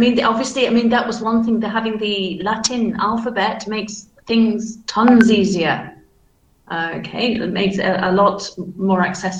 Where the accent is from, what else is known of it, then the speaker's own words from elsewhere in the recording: Manchester, North West England, United Kingdom; accent: Manchester; So my accent is very standardized, but you can still tell that it's from Manchester, though, because my vowel sounds, for example, are flat.